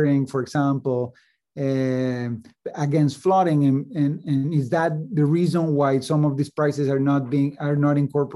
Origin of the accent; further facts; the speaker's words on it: Mexico City, Mexico; moved away as an adult; also born or lived in Chicago, United States; now in Princeton, United States; I grew up in Mexico City and came to the United States to study, to do a PhD in economics at the University of Chicago